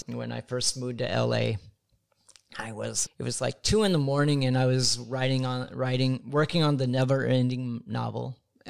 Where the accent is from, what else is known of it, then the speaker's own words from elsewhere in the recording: Midwest, United States; now in Los Angeles, United States; I'm from the Midwest. Mm-hmm. You know, I'd only been in L.A. a couple months. I'm from a small rural town.